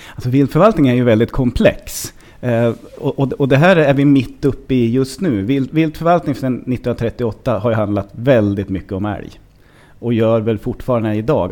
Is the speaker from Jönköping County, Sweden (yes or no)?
no; Hälsingland, Gävleborg County, Sweden; jag växte upp i Hälsingland